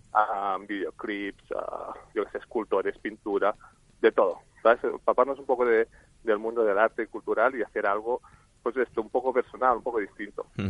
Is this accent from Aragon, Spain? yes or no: no; Barcelona, Catalonia, Spain; somos de Barcelona nosotros